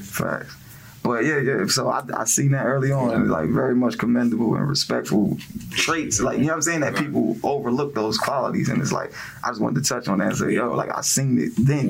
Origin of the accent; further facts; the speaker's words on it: New Jersey, United States; now in Greensboro, United States; I'm from Jersey